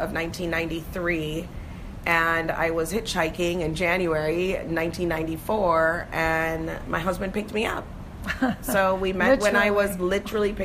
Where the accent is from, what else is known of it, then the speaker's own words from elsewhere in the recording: Manchester, New Hampshire, United States; moved away as an adult; now in Jamaica; I was born in Jamaica. I migrated with my family in, I think it was 1980. And I grew up in Manchester, New Hampshire